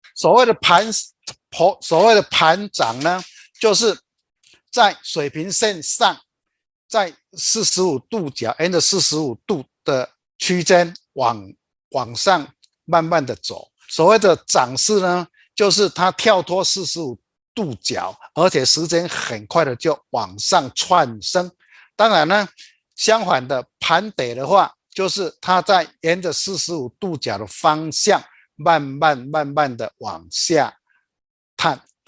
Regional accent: Taiwan; also born or lived in Chiayi; 我们台湾

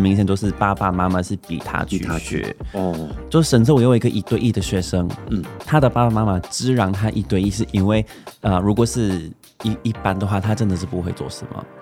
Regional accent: Canada; first language English; Chinese is a second language; moved away as an adult; also born or lived in Shanghai; now in Taiwan; 我是来自加拿大，然后我是一位演员、模特儿、上班族，呃，身份很多的人

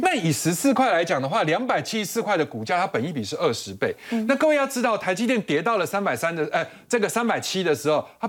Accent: Taiwan; 我们台湾这边

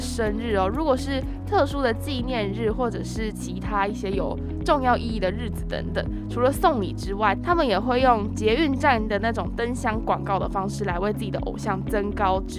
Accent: Taiwan; 我们是台湾的粉丝

